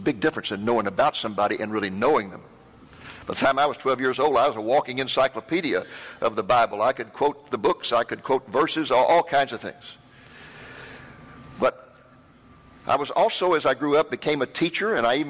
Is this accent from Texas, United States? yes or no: yes; Waco, Texas, United States; also born or lived in Boston, Massachusetts / McKinney, Texas; I grew up in Waco, Texas.